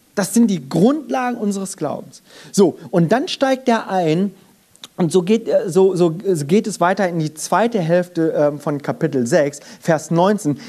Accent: Germany; Ich bin in Deutschland geboren und aufgewachsen, bin aber habe meine Wurzeln in Korea

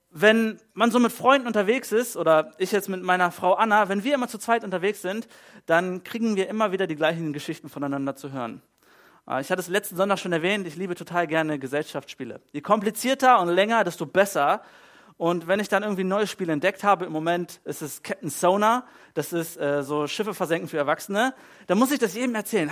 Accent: Germany; bei uns in Deutschland

